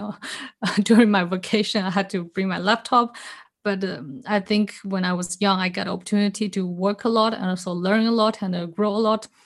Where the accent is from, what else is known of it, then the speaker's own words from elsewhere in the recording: China; also born or lived in Singapore; now in Switzerland; I was born in China, then I moved to Singapore, and lived there for many years.